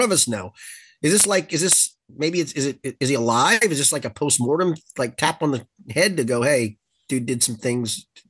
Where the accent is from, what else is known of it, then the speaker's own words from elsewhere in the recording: Crestview Hills, Kentucky, United States; they finally did find a nice house in the neighborhood that you and I grew up in Crestview Hills.